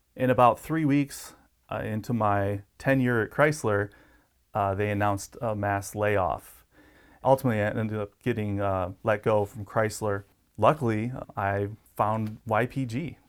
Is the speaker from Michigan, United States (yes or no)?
yes; Detroit, Michigan, United States; moved away as an adult; now in Yuma, United States; I grew up in the Motor City